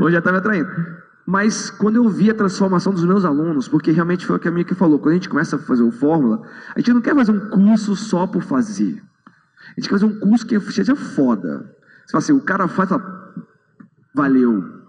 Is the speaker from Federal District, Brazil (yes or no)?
yes; Brasília, Federal District, Brazil; eu sou de Brasília, eu sou dentista